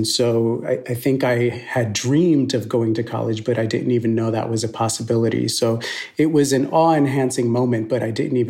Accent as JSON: {"language": "English", "region": "New York", "country": "United States", "tie": "born or raised there", "also_born_or_lived": "Ponce, Puerto Rico", "said": "my parents moved to the mainland United States in search of a better life, and we ended up in the South Bronx."}